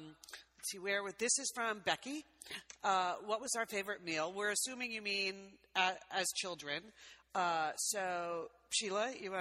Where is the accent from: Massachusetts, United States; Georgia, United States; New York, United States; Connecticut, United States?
Connecticut, United States; We grew up in Connecticut.